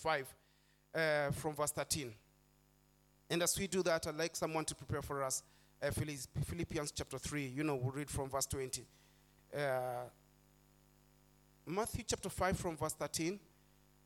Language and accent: English; Nairobi, Kenya; I'm born and bred in Eastlands